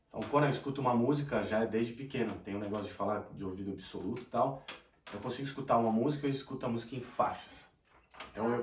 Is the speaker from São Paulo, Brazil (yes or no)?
yes; São Paulo, Brazil; moved away as an adult; now in Australia; eu sou natural de São Paulo, capital